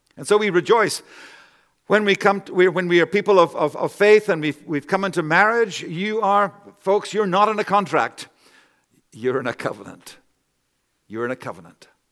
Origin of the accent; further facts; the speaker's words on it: Canada; I'm a Canadian myself